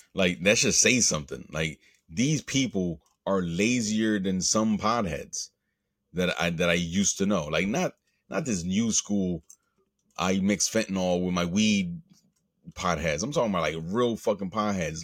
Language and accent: English; United States; I'm an American. I was born here, and by all true definition, excuse me, by all true definition, I am an, I am an American